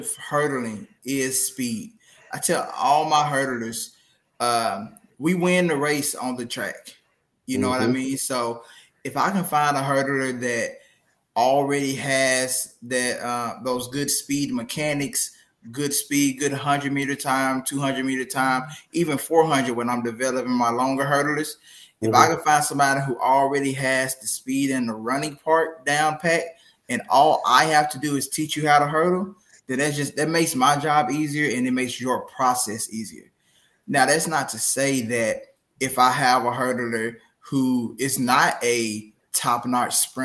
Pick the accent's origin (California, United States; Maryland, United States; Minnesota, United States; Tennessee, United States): Tennessee, United States; Memphis; moved away as an adult; also born or lived in Jonesboro, Arkansas; now in Humble, Texas, United States; born and raised in Memphis, Tennessee